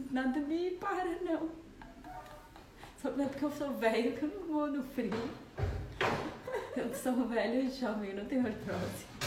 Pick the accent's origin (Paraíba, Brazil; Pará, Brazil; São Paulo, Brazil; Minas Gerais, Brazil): São Paulo, Brazil; Araçatuba; sou de Araçatuba, gente.